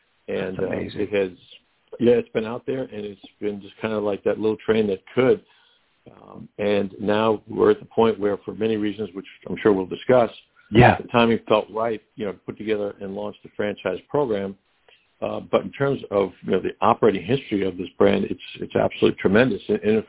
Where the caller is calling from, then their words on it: Metairie, Louisiana, United States; I'm calling from Metairie, Louisiana, just outside New Orleans.